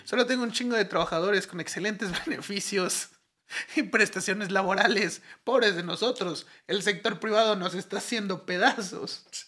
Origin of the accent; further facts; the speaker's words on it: Mexico; aquí en México